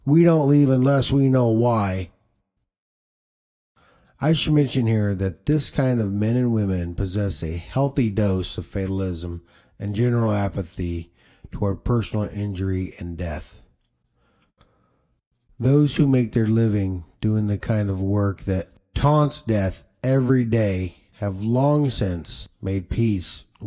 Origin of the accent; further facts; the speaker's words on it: Washington, United States; growing up in Washington State